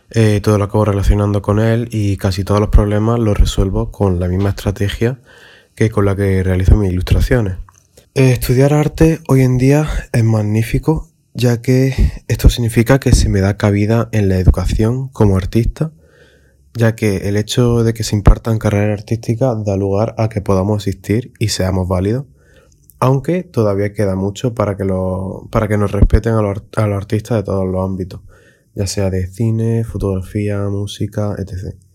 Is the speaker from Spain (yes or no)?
yes; Jaén, Andalusia, Spain; soy de Jaén, en España. Tengo 19 años y actualmente estoy estudiando ilustración.